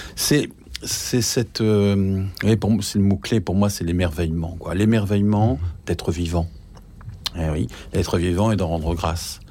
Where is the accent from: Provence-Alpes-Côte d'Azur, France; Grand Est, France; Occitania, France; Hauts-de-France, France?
Hauts-de-France, France; the North; je suis du Nord, donc il y avait aussi la fête de, Saint-Nicolas.